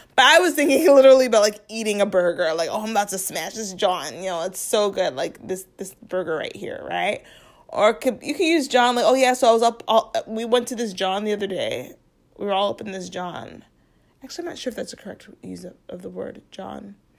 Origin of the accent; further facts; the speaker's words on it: Chicago, Illinois, United States; accent: Midwesterner; now in Philadelphia, United States; I'm originally from Chicago